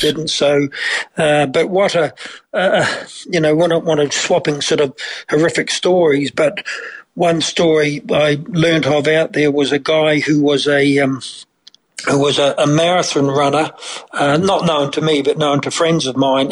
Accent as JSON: {"language": "English", "country": "New Zealand", "tie": "born or raised there", "moved": "yes", "lives_now": "Ireland", "said": "growing up in New Zealand, uh, we'd always been accustomed to kind of some mild tremors."}